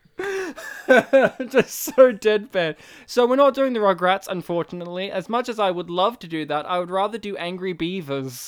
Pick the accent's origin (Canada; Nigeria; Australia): Australia; I was raised in Australia